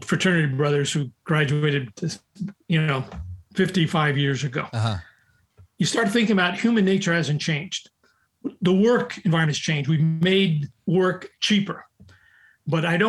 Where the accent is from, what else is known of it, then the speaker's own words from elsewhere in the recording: New York, United States; I'm from New York and from the Bronx